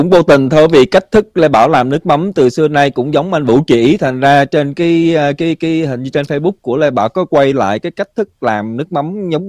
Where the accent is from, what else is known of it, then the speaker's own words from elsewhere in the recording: Vietnam; now in California, United States; mình cũng nói là mình là từ Cali đến và mình là dân Việt Nam